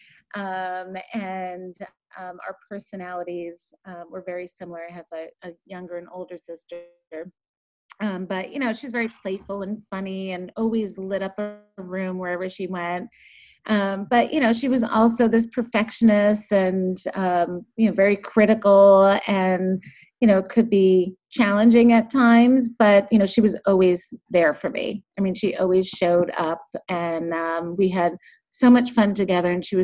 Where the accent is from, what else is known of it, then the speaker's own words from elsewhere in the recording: Boston, Massachusetts, United States; I grew up in the Boston area